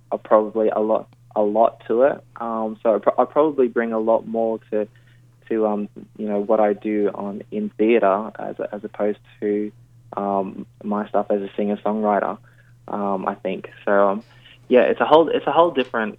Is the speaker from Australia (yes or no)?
yes; Queensland, Australia; now in Sydney, Australia; I feel like I'm a Queenslander through and through. But yeah, at the moment, Sydney is home